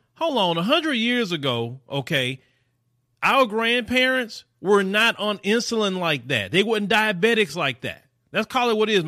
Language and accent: English; the South, United States; accent: Southern; I'm from the South. I know that most people in the country think we in the South are dumb because of our accents. I know. But actually, I love my Southern accent